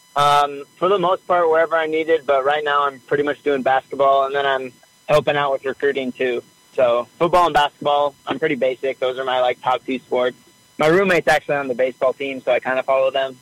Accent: Treynor, Iowa, United States; I am actually from Iowa

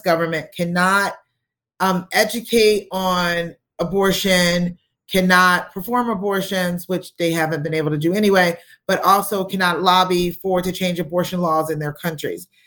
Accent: United States; we being American citizens

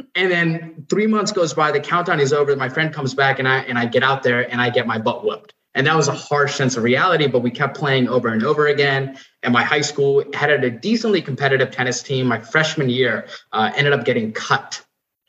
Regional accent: Nepal; now in United States; I was born and raised in Nepal, moved to the U.S.

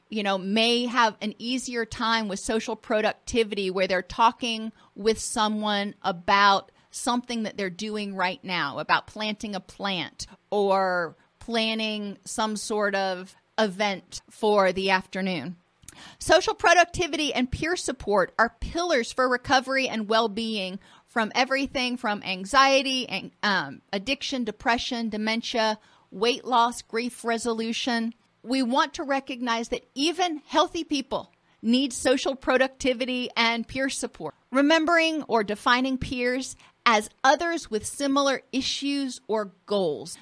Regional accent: Florida, United States; I grew up in Florida and I grew up on the water

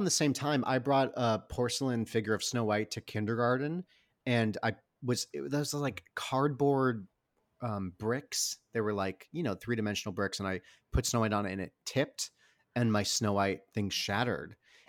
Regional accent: Michigan, United States; You're from Illinois. We're from Michigan. We can talk about being Midwestern.

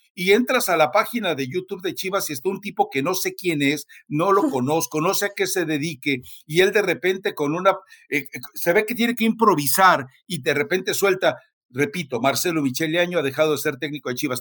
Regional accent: Mexico City, Mexico; moved away; also born or lived in Jalisco; yo soy chilango de nacimiento y jalisquillo por adopción

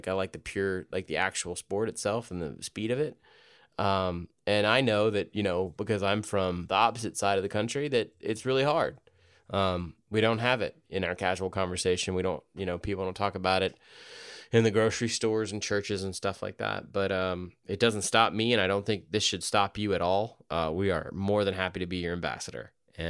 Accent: New York, United States; I grew up in Western New York, probably one of the country's regions least interested in college football.

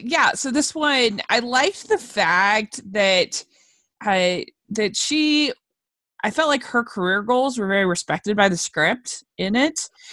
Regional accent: Utah, United States; also born or lived in Draper, Utah; I'm from Utah.

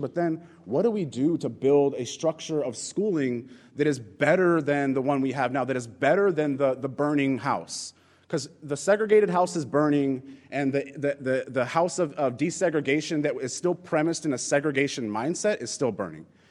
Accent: Inglewood, California, United States; now in New York City, United States; I grew up in Los Angeles. Um, I grew up in a community called Inglewood.

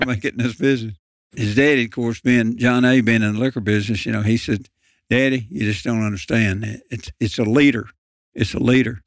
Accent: Lynchburg, Tennessee, United States; also born or lived in Memphis, Tennessee; growing up in Lynchburg, Tennessee

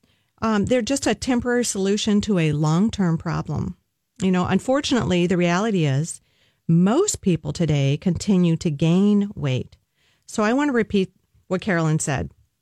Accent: the South, Southern United States, United States; accent: Southern; my Southern accent

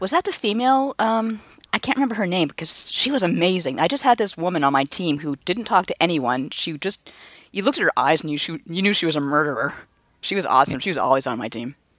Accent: Canada; I'm born and raised in Canada

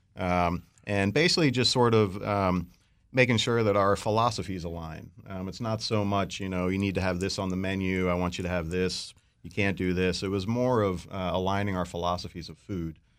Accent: Baltimore, Maryland, United States; I'm a, a local product, born and raised in Baltimore

